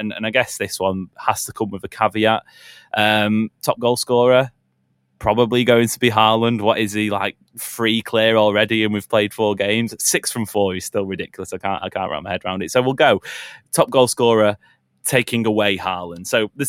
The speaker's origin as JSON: {"language": "English", "region": "England", "country": "United Kingdom", "said": "as an Englishman"}